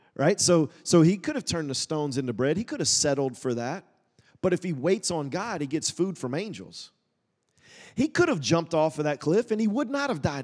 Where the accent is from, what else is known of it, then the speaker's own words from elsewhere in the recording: Woodstock, Georgia, United States; moved away as an adult; also born or lived in Tulsa, Oklahoma; I grew up in Woodstock